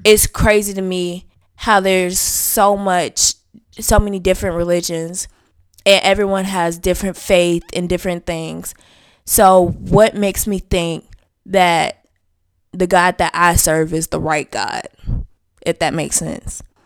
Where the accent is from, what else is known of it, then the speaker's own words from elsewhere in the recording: the South, United States; I was raised in the South